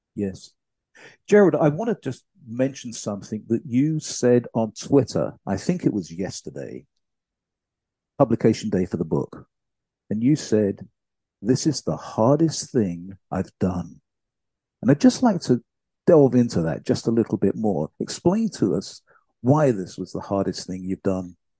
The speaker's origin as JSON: {"language": "English", "country": "United Kingdom", "said": "my home country, the UK"}